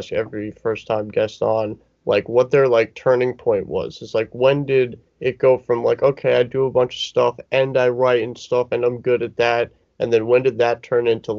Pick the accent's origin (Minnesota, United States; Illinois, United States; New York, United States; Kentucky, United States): New York, United States; Long Island; I'm from Long Island